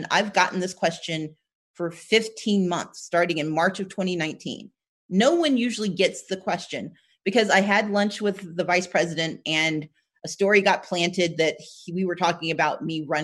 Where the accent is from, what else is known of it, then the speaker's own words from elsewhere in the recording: Southern United States, United States; I'm from the South, so I have hope, the best, and I work for it.